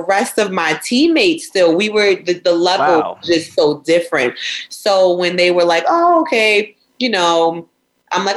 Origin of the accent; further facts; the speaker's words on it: Long Island, New York, United States; moved away as an adult; now in Syracuse, United States; I grew up in Long Island